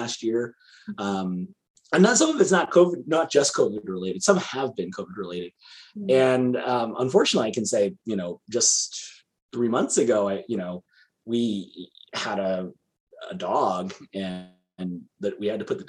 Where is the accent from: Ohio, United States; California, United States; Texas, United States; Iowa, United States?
California, United States; as a Californian